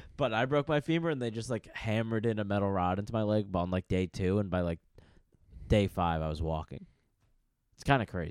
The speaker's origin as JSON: {"language": "English", "region": "New York", "country": "United States", "said": "I'm from New York"}